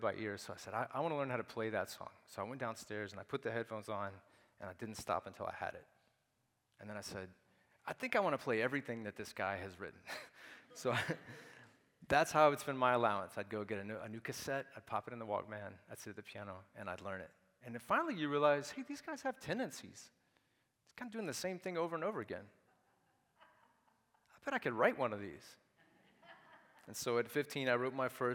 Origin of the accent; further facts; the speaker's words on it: Nashville, Tennessee, United States; I was raised in Nashville, Tennessee, from about the age of 3